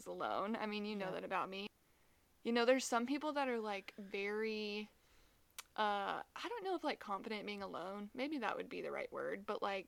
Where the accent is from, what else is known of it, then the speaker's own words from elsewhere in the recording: South Carolina, United States; moved away as an adult; also born or lived in Nashville, Tennessee; it's like in my home state and my parents are now only like 30 minutes away